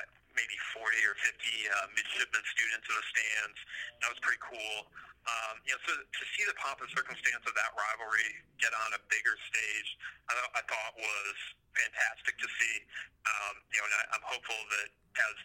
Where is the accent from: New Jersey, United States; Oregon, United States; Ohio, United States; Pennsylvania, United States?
Ohio, United States; Cleveland; I grew up in Cleveland